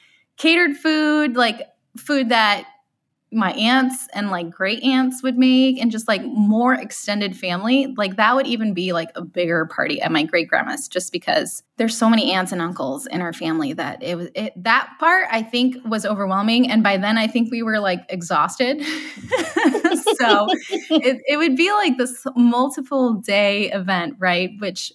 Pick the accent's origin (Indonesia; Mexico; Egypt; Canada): Mexico; Monterrey, Nuevo León; also born or lived in Colorado; now in Michigan, United States; I grew up in Monterrey, Nuevo León